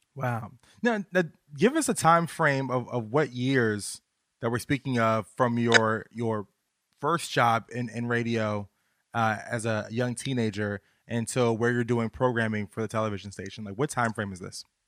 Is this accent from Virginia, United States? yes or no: yes; Virginia, United States; I'm from Virginia